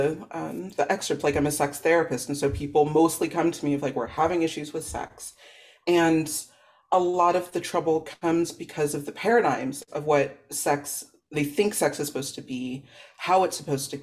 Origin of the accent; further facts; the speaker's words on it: the Valley, California, United States; I'm from the Valley